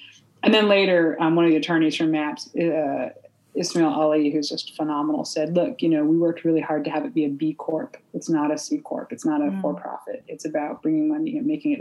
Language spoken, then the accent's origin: English; Humboldt County, California, United States; I grew up in Humboldt County in the '70s where all the marijuana was